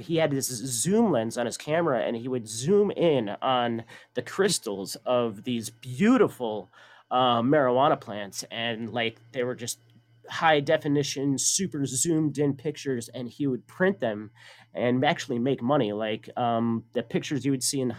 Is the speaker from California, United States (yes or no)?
yes; San Bernardino, California, United States; born there; I was born in San Bernardino, Los Angeles County.